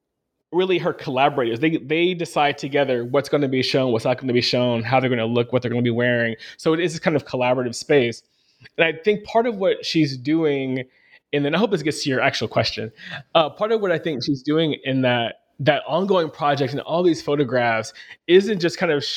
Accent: Arkansas, United States; growing up in Arkansas and seeing Confederate flags pretty regularly, especially on people's cars

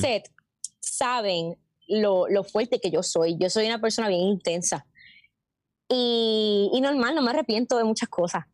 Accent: Puerto Rico; moved away as an adult; me fui de Puerto Rico a estudiar teatro musical

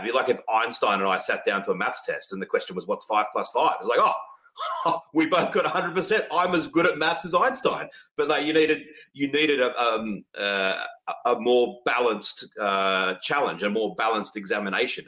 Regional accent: Australia; I'm an Australian

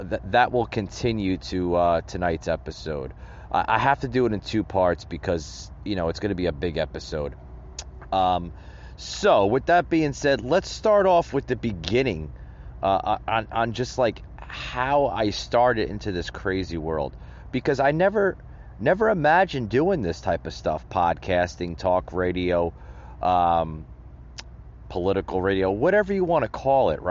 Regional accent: New Jersey, United States; growing up in the Northeast, up in New Jersey, where I'm originally from

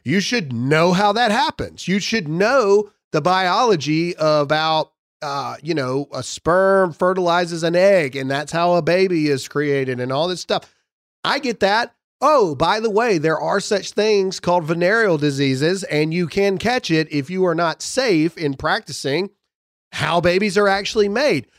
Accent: Mississippi, United States; I'm from Mississippi.

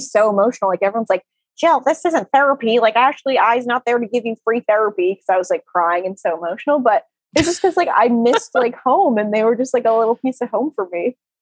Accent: Rhode Island, United States; I'm from Rhode Island

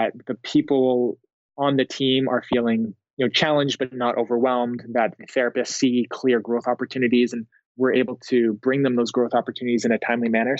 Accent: Canada; moved away as an adult; also born or lived in Finland / Sweden; now in United States; growing up as a Canadian

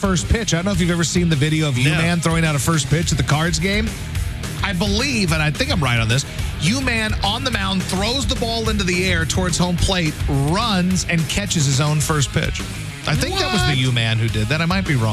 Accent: Poplar Bluff, Missouri, United States; moved away; Poplar Bluff, Missouri, my hometown, my people.

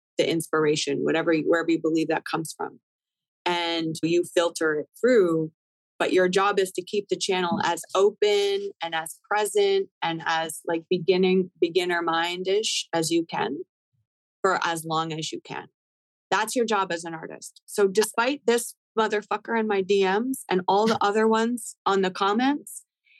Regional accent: Canada; now in United States; I'm Canadian

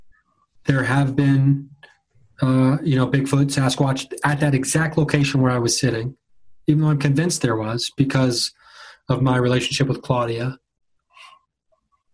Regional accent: Dayton, Ohio, United States; now in Los Angeles, United States; I grew up in Southern Ohio and back in Dayton

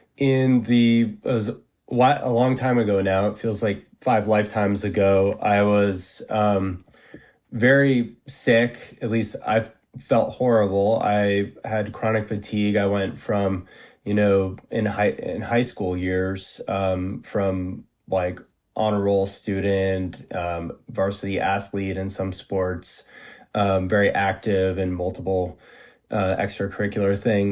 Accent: New England, United States; also born or lived in Massachusetts; I grew up in Northern New England and went to high school in Massachusetts and, in the late 90s and early 2000s.

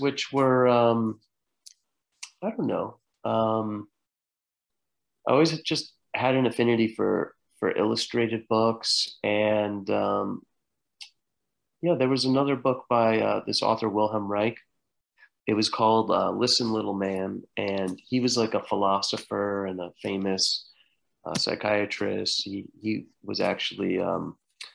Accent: United States; we grew up just outside of New York City

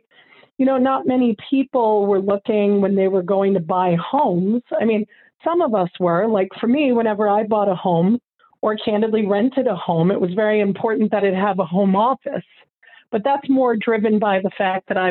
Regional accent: New York, United States; I grew up in New York

